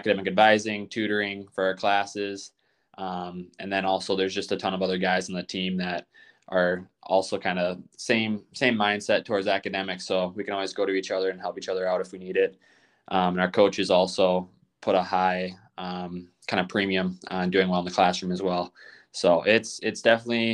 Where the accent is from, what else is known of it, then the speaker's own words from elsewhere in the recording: Goodhue, Minnesota, United States; I'm from Minnesota, Goodyear, Minnesota. It's a small town in southeastern Minnesota